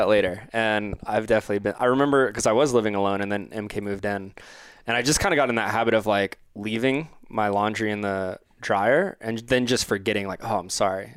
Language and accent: English; Orlando, Florida, United States; I'm from Orlando